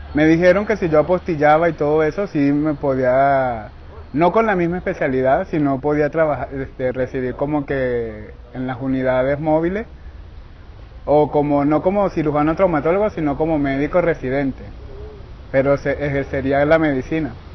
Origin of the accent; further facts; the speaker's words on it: Carabobo, Venezuela; moved away as an adult; yo soy del estado Carabobo, Venezuela.